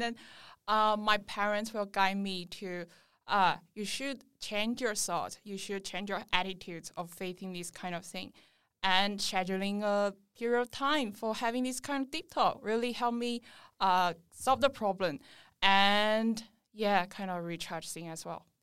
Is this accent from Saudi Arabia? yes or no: no; China; moved away as an adult; now in Sydney, Australia; I'm from China and I'm currently